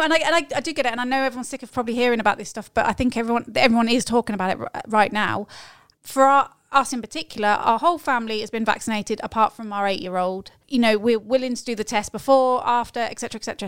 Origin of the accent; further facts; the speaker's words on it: United Kingdom; moved away as an adult; us as British expats